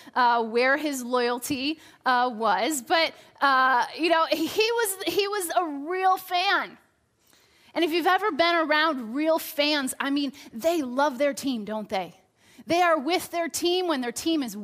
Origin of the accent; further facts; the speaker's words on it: Chicago, Illinois, United States; I grew up in Chicago